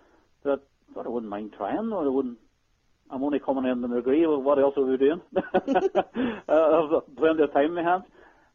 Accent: Northern Ireland, United Kingdom; being Irish

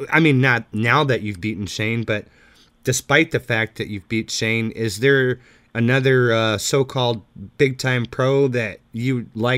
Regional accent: Texas, United States; Okay. Yeah, I grew up in Texas.

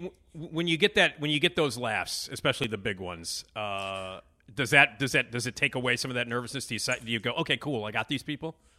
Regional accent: Chicago, Illinois, United States; I'm from Chicago, so I obviously know what it's like to walk outside when it's eighty below

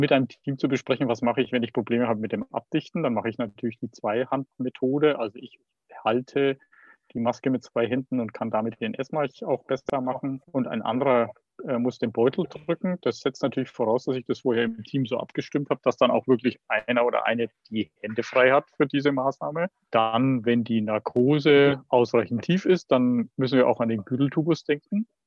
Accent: Bavaria, Germany; Aber entscheidend ist, dass du wie ich jetzt mal als Bayer sagen würde, ein gescheites Beatmungsgerät hast.

